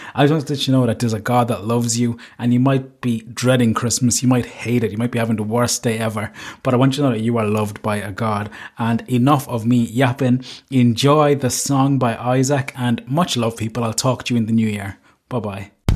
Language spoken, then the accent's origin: English; Cork, Munster, Ireland; I'm from Cork